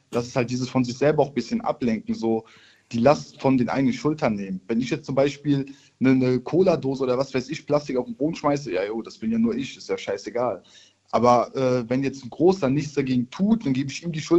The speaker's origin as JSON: {"language": "German", "region": "Rhineland-Palatinate", "country": "Germany", "said": "Ähm, ich komme aus der Nähe Mainz"}